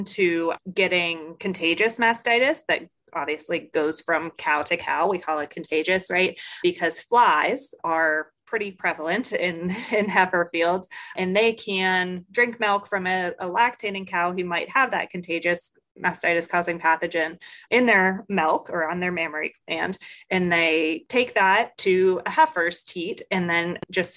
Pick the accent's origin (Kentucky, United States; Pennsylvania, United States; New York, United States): Pennsylvania, United States; Greensburg; moved away as an adult; now in Mississippi, United States; I'm originally from Pennsylvania, not your area of Pennsylvania, but the Greensburg area of Pennsylvania, but came to Mississippi State about 5 years ago